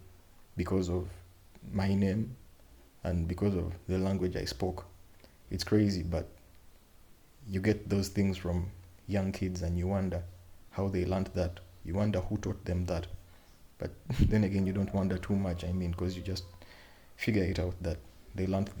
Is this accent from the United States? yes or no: no; Uganda; as a young man growing up in Uganda